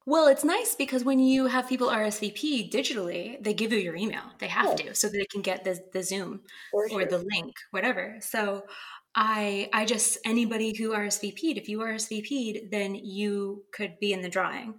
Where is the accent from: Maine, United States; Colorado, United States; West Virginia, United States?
Maine, United States; Bangor; my hometown bookstore in Bangor, Maine